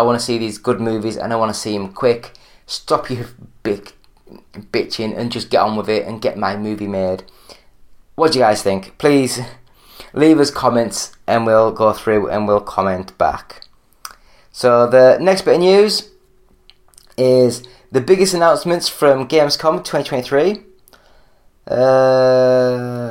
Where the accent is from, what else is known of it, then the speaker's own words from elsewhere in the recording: England, United Kingdom; I'm English